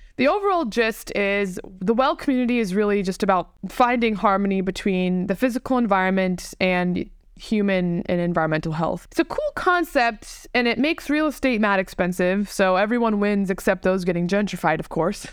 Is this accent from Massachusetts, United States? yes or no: no; Tampa, Florida, United States; I was born and raised in Tampa